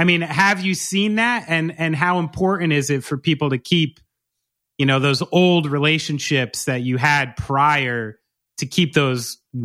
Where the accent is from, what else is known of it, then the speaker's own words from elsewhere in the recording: New Jersey, United States; I'm from New Jersey. You can't get rid of it.